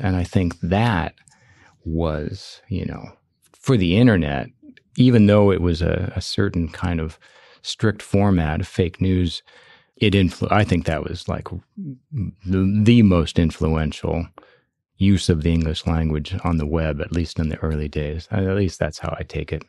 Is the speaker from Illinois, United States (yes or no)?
yes; Chicago, Illinois, United States; when I was growing up in Chicago